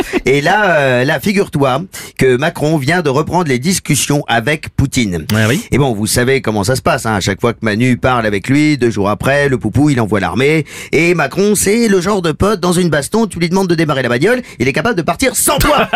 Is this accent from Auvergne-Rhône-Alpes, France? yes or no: no; Burgundy, Bourgogne-Franche-Comté, France; moved away; de là d'où je viens, en Bourgogne. Ah, oui. parce que j'ai grandi en Bourgogne